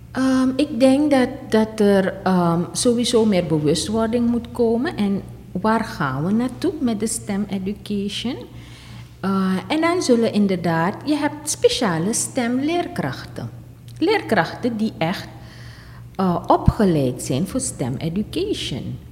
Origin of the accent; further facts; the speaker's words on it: Suriname; onze Surinaamse dingen